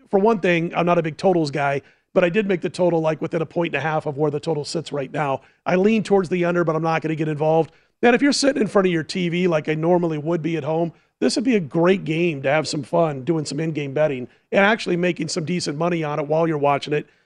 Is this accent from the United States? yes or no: yes; Omaha, Nebraska, United States; Growing up in Omaha